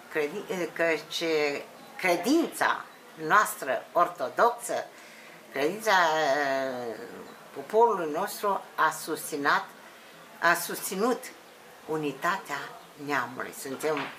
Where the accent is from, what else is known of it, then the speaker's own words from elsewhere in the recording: Iași area, Iași County, Romania; moved away; also born or lived in Voroneț, Suceava County; Eu sunt din părțile Iașului